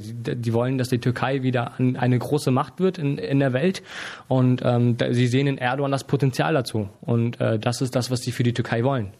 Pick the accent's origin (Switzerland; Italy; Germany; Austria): Germany; Hamburg; bin aber in Deutschland geboren und aufgewachsen und lebe jetzt schon seit 23 Jahren hier